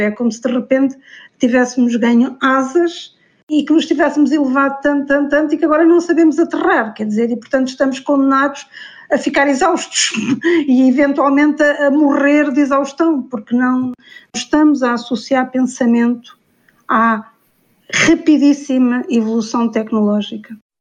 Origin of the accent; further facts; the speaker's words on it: Portugal; vejo o mundo como portuguesa